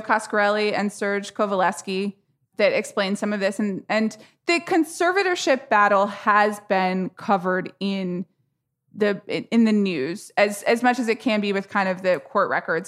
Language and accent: English; Atlanta, Georgia, United States; I grew up in Atlanta, Georgia